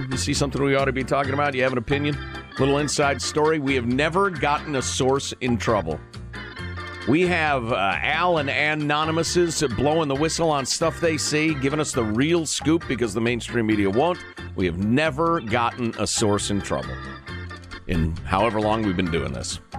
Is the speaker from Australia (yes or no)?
no; Canada; Uh, I am Canadian, and he and I enjoy comparing our political systems.